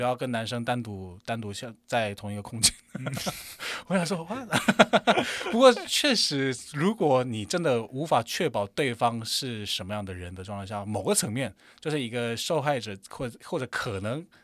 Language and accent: Chinese; South Korea; Chinese is a second language; moved away as an adult; now in Taiwan; 我是来自韩国的，对，对，那现在基本上就是来自韩国的台湾人